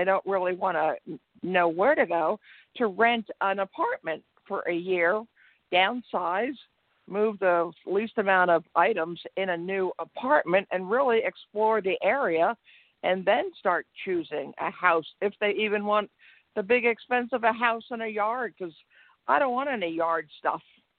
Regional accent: Pennsylvania, United States; now in Texas, United States; I'm retired and from Pennsylvania, and I went south to ended up right now in Texas.

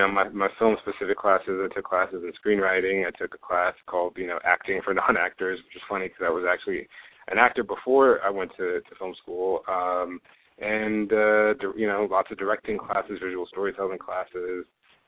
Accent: Houston, Texas, United States; moved away as an adult; also born or lived in Orange County, California; now in Los Angeles, United States; I'm from Houston, Texas, born and raised there

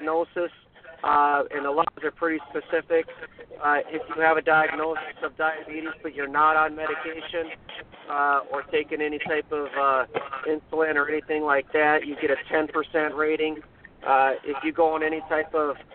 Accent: Minnesota, United States; accent: Minnesota, Fargo, North Dakota; moved away; also born or lived in Montana; my weird Minnesota, Fargo, North Dakota accent

